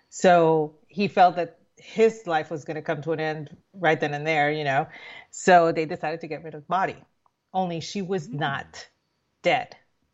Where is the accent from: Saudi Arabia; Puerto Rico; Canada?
Puerto Rico; growing up in Puerto Rico, the movies that they showed on, you know, the UHF, you know, which was what we would get in the boonies